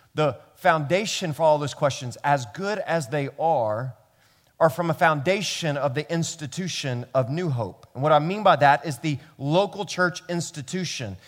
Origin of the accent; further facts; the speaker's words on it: Memphis, Tennessee, United States; now in New York City, United States; I grew up in Memphis, Tennessee